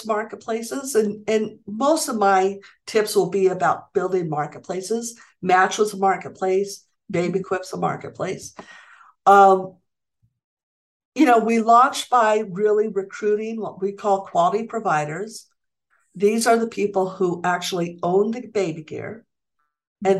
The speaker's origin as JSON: {"language": "English", "town": "Santa Fe", "region": "New Mexico", "country": "United States", "tie": "born or raised there", "said": "Santa Fe at the time, which is my hometown."}